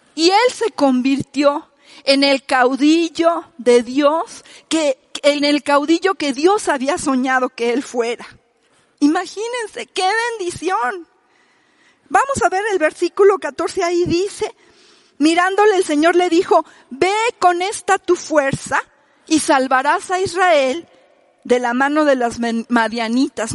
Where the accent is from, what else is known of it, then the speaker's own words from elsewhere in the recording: Mexico; nosotros somos mexicanos